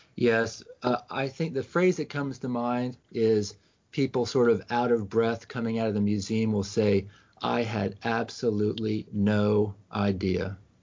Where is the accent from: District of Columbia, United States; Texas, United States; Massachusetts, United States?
District of Columbia, United States; Washington; I grew up in Washington D.C.